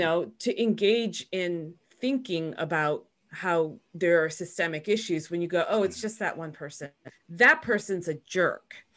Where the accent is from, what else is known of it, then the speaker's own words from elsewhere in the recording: Chicago, Illinois, United States; I was born in Chicago